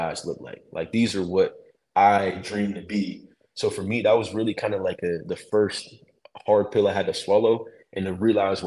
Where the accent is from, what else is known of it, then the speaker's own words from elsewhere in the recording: Meadville, Pennsylvania, United States; I come from Meville, which ain't, you know, nothing like a little rinky dink town in the middle of PA